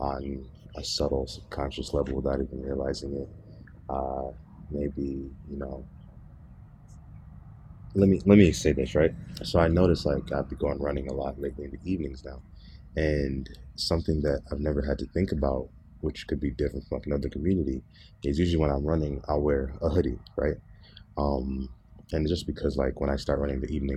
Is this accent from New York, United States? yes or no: no; Berrien Springs, Michigan, United States; I grew up in Southwest Michigan, as you know, and growing up here in Southwest Michigan in Barron Springs